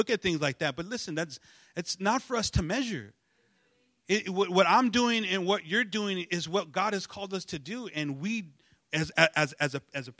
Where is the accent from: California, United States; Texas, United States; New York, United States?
California, United States; Los Angeles; I'm you know from East